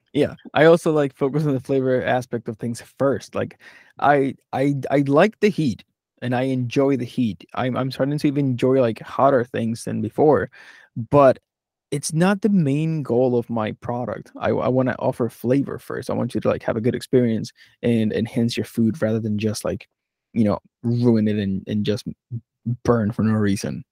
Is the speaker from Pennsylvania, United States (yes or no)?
yes; Philadelphia, Pennsylvania, United States; I'm from Philadelphia, I was in New Mexico